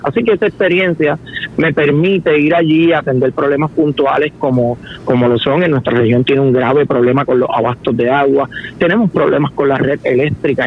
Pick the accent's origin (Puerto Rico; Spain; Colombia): Puerto Rico; como puertorriqueño que amo este país